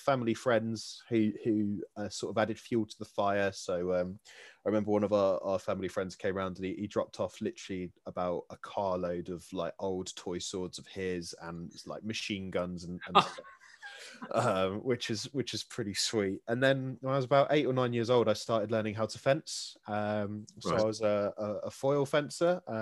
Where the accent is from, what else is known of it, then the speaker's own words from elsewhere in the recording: Kent, South East England, United Kingdom; I grew up in Kent